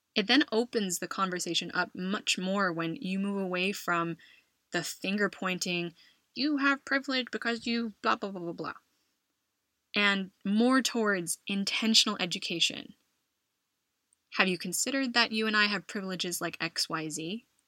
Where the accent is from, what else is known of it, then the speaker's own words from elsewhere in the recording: California, United States; moved away as an adult; now in Madrid, Spain; my home state of California